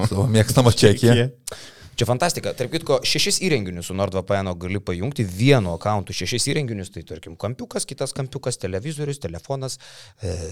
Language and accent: Lithuanian; Lithuania; O mes lietuviai mėgstam.